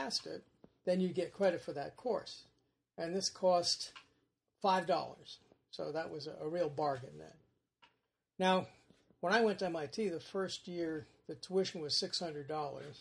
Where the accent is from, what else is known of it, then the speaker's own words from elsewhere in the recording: New York City, New York, United States; also born or lived in Rosedale, Long Island; I was born in Brooklyn, New York, and my parents were immigrants from Northern Ireland